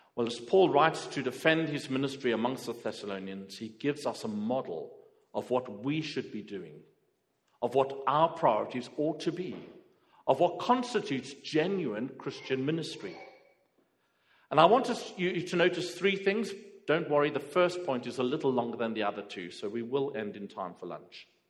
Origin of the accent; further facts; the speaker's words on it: South Africa; now in Croydon, United Kingdom; I'm from South Africa.